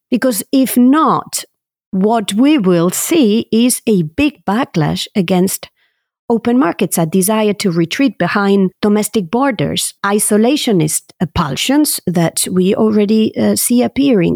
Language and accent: English; Basque Country, Spain; moved away as an adult; now in Paris, France; I was born in the Basque Country